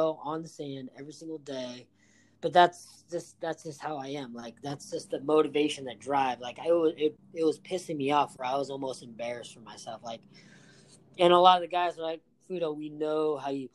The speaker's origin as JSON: {"language": "English", "town": "Huntington Beach", "region": "California", "country": "United States", "tie": "born or raised there", "said": "growing up in Huntington Beach and playing soccer"}